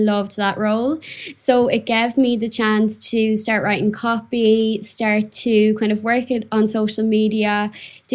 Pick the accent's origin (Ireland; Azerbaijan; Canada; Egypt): Ireland; Mayo, Connacht; moved away as an adult; now in London, United Kingdom; where I'm from in Ireland, little old Mayo